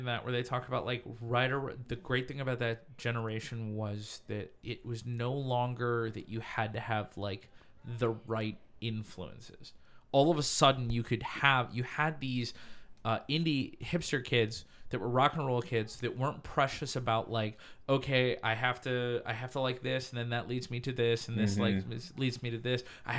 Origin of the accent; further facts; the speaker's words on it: Chicago, Illinois, United States; I'm from Chicago.